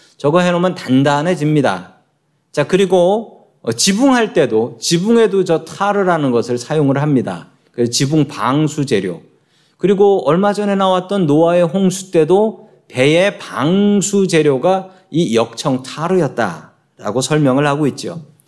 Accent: Seoul, South Korea; moved away as an adult; now in United States; 저도 한국에서 태어났고 이래봬도 서울 사람입니다.

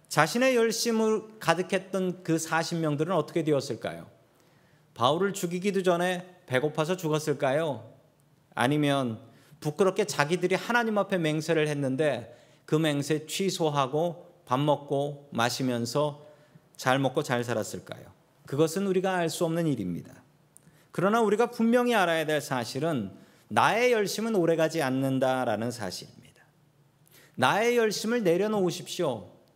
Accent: South Korea; moved away; 우리 한국 이민자들

